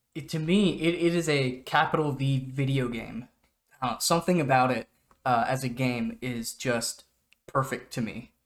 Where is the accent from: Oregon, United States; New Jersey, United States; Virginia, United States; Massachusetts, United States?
Oregon, United States; moved away; I'm from Oregon. That is my home state.